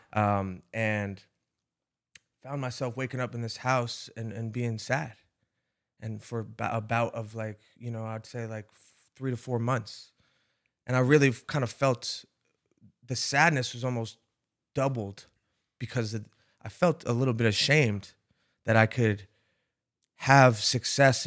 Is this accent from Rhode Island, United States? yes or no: yes; Rhode Island, United States; I'm from Rhode Island, which is a small, very small hmm. place